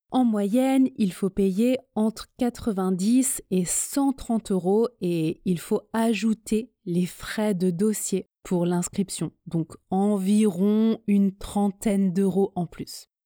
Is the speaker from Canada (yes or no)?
no; France; first language French; Je suis française, le français est ma langue maternelle, j'ai un niveau C2 en français.